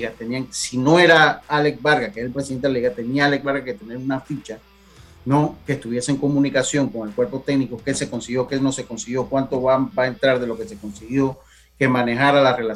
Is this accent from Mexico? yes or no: no; Los Santos, Panama; born or raised there